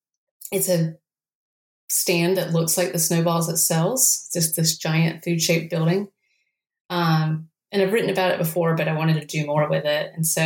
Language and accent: English; North Carolina, United States; I grew up with them in Eastern North Carolina.